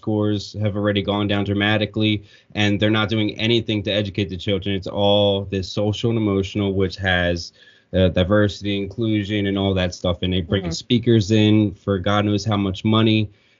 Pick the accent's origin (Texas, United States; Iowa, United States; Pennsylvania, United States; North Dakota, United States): Pennsylvania, United States; we're obviously from Pennsylvania. Our school district is Hatboro-Horsham